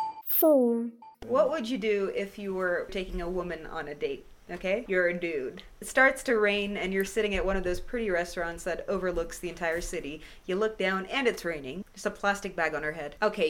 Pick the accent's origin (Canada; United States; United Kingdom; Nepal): Canada; I said sorry. And I'm from Canada, so that's like enough.